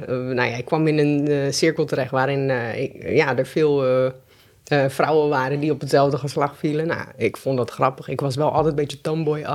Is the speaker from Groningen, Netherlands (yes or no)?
no; Delft, South Holland, Netherlands; ik ben geboren in Delft en ik ben eigenlijk altijd opgegroeid samen met mijn moeder